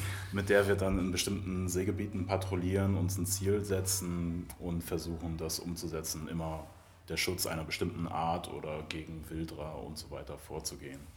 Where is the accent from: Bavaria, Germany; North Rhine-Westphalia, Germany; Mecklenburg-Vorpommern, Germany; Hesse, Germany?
Mecklenburg-Vorpommern, Germany; moved away; ich komme ursprünglich aus Mecklenburg-Vorpommern.